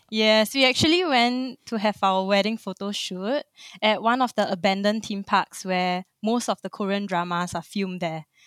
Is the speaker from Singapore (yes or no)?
yes; Singapore; born and raised in Singapore, like a true blue Singaporean